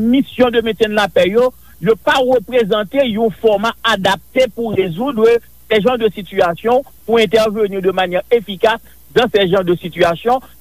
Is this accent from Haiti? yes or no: yes; Haiti; Écoutez, en tant qu'haïtien, on a toujours espéré que nous ayons assez d'autonomie